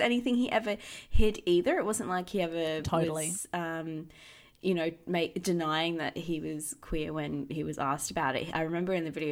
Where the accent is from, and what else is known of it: Perth, Western Australia, Australia; born or raised there